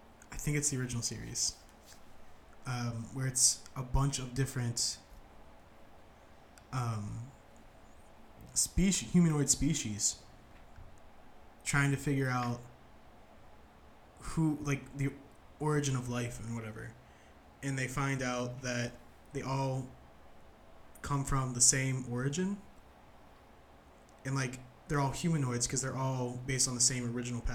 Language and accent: English; Ohio, United States; we're also from Ohio and not just nerds